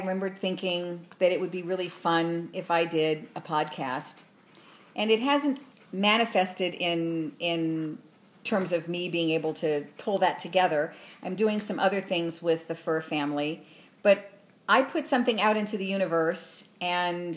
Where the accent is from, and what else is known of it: Arizona, United States; born or raised there; accent: New York; also born or lived in Long Island, New York